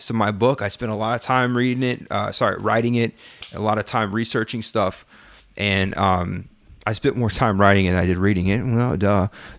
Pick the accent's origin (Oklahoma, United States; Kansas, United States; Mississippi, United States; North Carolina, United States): Mississippi, United States; Brookhaven; I don't feel bad now because no one takes me serious in my hometown. Brookhaven, Mississippi.